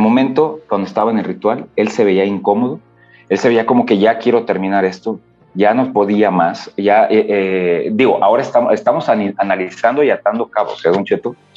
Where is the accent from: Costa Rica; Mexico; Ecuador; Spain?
Mexico; Michoacán; yo soy de Michoacán